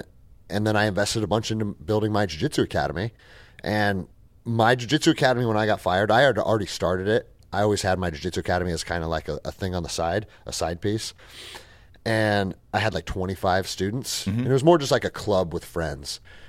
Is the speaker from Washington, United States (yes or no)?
yes; Seattle, Washington, United States; I mean, I grew up in Seattle. I was a little skater kid at 13 years old